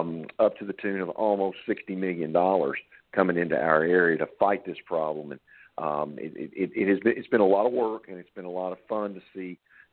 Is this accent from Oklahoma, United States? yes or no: no; Paducah, Kentucky, United States; also born or lived in Murray, Kentucky; We moved from Murray, Kentucky into Paducah when I was about 6 or 7 years old. And that was in the early 70s